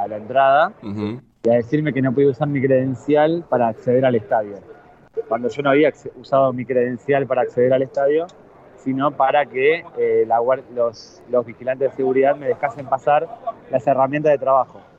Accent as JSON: {"language": "Spanish", "country": "Argentina", "said": "soy argentino"}